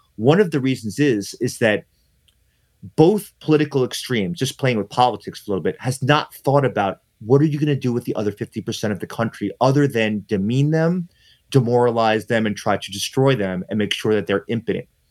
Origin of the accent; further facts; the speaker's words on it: New York City, New York, United States; I'm from New York City